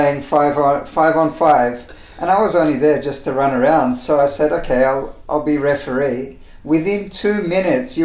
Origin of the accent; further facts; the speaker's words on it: Sydney, New South Wales, Australia; moved away as an adult; also born or lived in Turkey / New Zealand / Melbourne; I grew up in Sydney